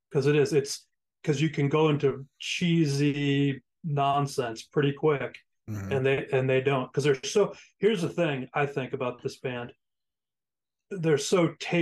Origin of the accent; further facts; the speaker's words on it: New England, United States; I'm from New England